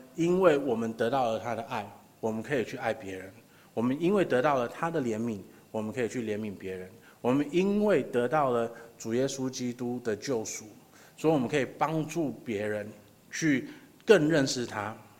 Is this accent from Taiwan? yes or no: yes; Taiwan; 我们家虽然是本省人，可是我们也是从大陆那边过来的